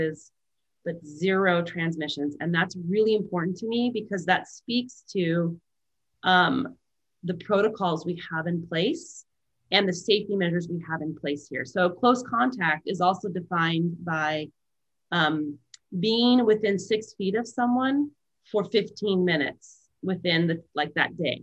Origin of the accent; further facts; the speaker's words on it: Valley Center, California, United States; also born or lived in Escondido, California; now in Santa Barbara, United States; I was born in North County, San Diego, and my mom and dad lived on an avocado ranch in a trailer